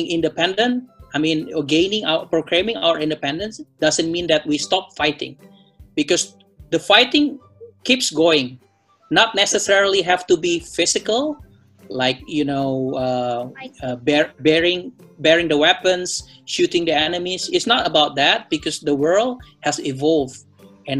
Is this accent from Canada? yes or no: no; Manado, North Sulawesi, Indonesia; I'm a Manadonese from Manado.